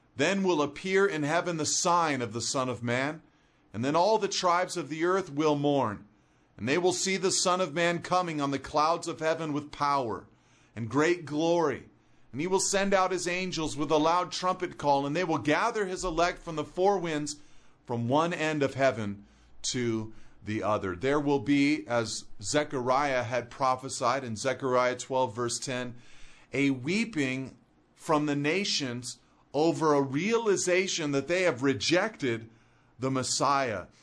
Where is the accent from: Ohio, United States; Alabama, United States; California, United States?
California, United States; I'm a Californian